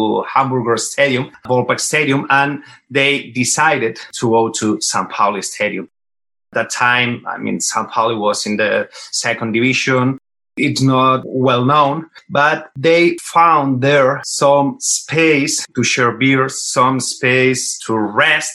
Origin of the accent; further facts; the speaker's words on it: Barcelona, Catalonia, Spain; we are from Barcelona. First, we started supporting Barca since we were children